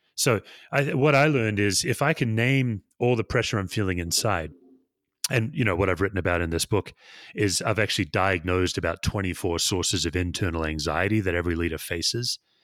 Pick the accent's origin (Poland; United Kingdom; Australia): Australia; Perth, Western Australia; moved away; I was born and raised in Perth, Western Australia